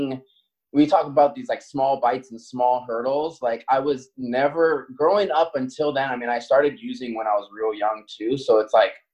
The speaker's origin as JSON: {"language": "English", "area": "Maui", "region": "Hawaii", "country": "United States", "tie": "born or raised there", "moved": "as an adult", "lives_now": "Seattle, United States", "said": "being born and raised on Maui"}